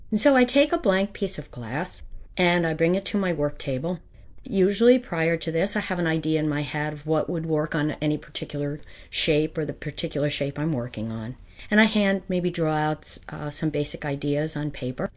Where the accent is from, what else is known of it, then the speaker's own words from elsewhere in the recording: White Mills, Pennsylvania, United States; I grew up in White Mills.